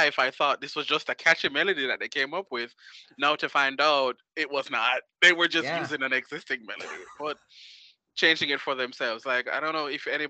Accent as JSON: {"language": "English", "country": "Jamaica", "said": "I'm from Jamaica"}